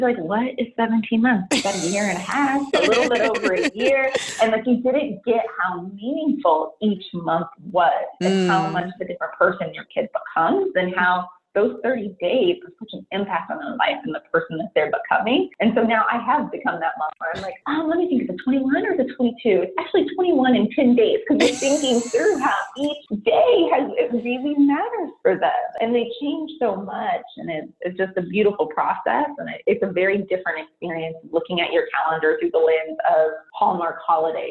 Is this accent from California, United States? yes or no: yes; San Francisco Bay Area, California, United States; born and raised in the San Francisco Bay Area